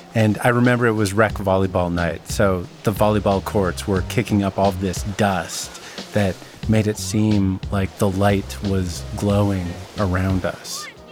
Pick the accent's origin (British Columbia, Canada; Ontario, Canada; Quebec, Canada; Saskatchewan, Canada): British Columbia, Canada; Vernon; You need to know about my hometown. Vernon's located in the Okanagan, a region in the interior of British Columbia